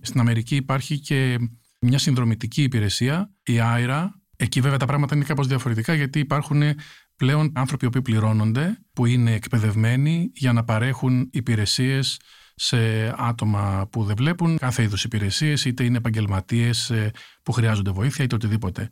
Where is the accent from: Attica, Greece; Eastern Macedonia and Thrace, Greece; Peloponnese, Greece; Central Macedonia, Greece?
Central Macedonia, Greece; a village in Chalkidiki; also born or lived in New York, United States; now in Athens, Greece; Ένα χωριό τη Βόρεια Ελλάδα, στη Χαλκιδική